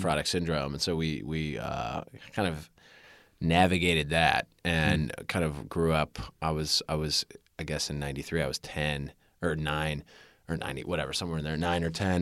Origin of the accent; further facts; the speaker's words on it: Winnetka, Illinois, United States; also born or lived in Chicago, Illinois; I was raised in Winnetka, Illinois